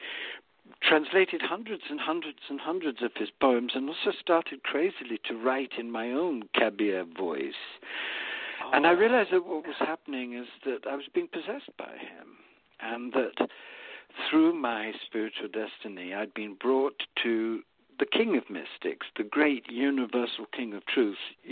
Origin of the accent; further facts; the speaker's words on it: India; moved away; also born or lived in England; I was born in India